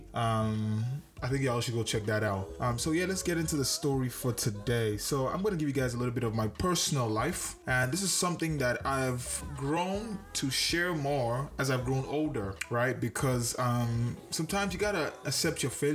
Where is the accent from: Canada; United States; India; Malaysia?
Canada; I'm Canadian